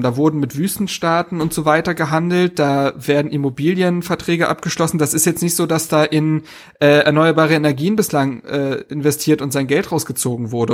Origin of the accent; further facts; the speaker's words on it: Berlin, Germany; moved away as an adult; now in Greifswald, Germany; Ich bin gebürtiger Berliner, äh, dort geboren und aufgewachsen.